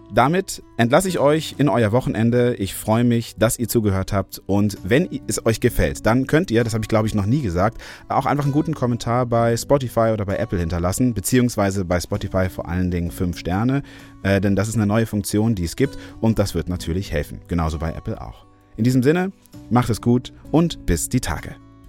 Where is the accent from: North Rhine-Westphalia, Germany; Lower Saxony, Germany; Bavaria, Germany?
North Rhine-Westphalia, Germany; in meiner Heimat NRW